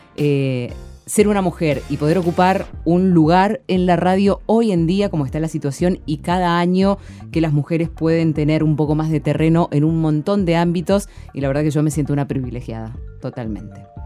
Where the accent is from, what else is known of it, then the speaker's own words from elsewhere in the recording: San Rafael, Mendoza, Argentina; soy, vengo de San Rafael